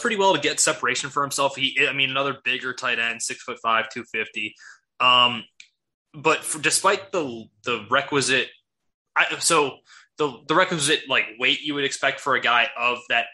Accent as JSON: {"language": "English", "town": "Chicago", "region": "Illinois", "country": "United States", "said": "We are from the Chicago area"}